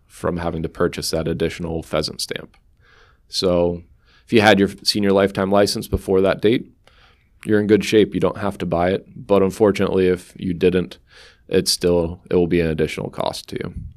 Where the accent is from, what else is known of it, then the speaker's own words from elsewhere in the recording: Sunbury, Pennsylvania, United States; moved away as an adult; also born or lived in Susquehanna County, Pennsylvania; I grew up in Sunbury, Pennsylvania, not too far away from Susquehanna County